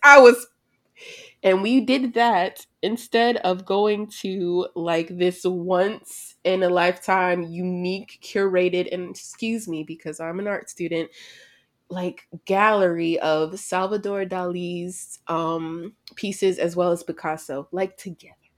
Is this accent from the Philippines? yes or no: no; United States; "Where are you from?" You say the United States.